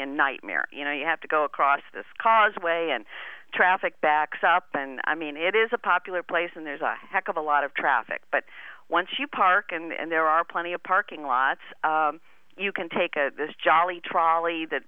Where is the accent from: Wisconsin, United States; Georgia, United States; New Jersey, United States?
Wisconsin, United States; Madison; my hometown of Madison, Wisconsin